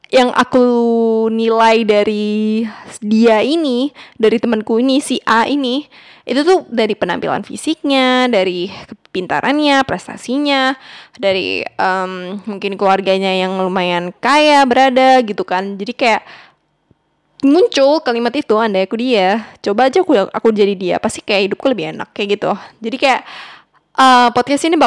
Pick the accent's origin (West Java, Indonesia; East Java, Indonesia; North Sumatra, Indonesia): East Java, Indonesia; Surabaya; aku asal Surabaya.